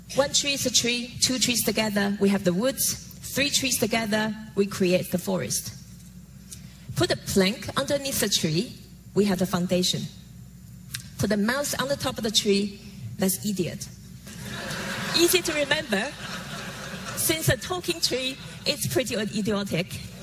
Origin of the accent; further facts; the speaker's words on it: Taiwan; Growing up in Taiwan as a daughter calligrapher